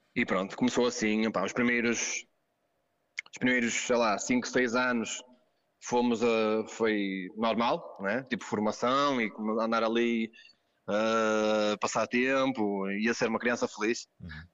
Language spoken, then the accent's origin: Portuguese; Gondomar, Porto District, Portugal; E havia aqui, na minha terra, em Ramalde, em Gondomar, no centro de Gondomar